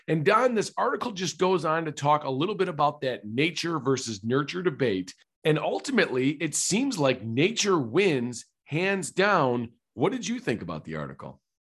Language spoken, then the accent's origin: English; Traverse City, Michigan, United States; now in Clarkston, United States; I was born in Traverse City, Michigan